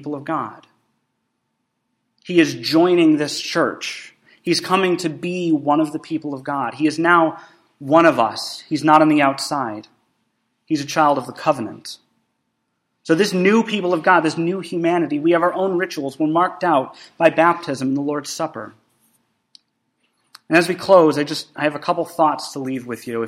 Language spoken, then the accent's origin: English; Canada; moved away; I have Canadian citizenship because my dad is a Canadian and I was actually born in Canada